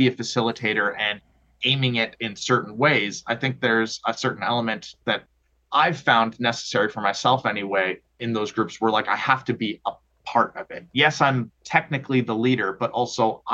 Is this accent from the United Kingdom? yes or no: no; Oakville, Ontario, Canada; I grew up in Oakville, so Southern Ontario